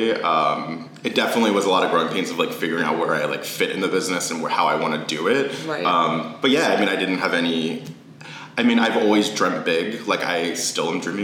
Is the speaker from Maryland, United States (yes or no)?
yes; Maryland, United States; moved away as an adult; also born or lived in New York City; now in Washington, D.C., United States; I'm from Maryland and I, you know, grew up in the area